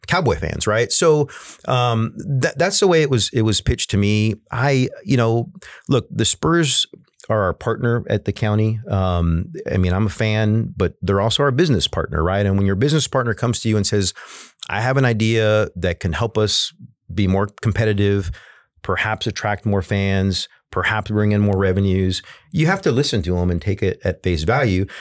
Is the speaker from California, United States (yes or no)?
no; San Antonio, Texas, United States; I live on the West Side and I come from the West Side